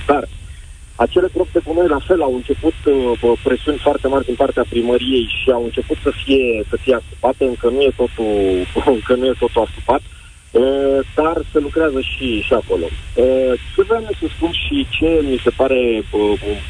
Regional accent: Brașov, Brașov County, Romania; sunt din Brașov, sunt brașovean

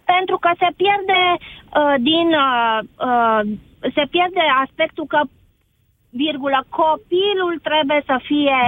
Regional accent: Oradea, Bihor County, Romania; sunt din Oradea mai exact

